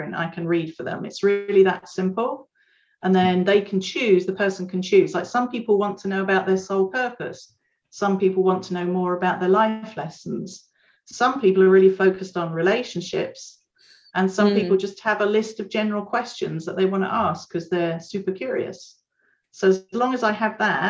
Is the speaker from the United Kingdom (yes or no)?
yes; United Kingdom; moved away; I'm originally a Brit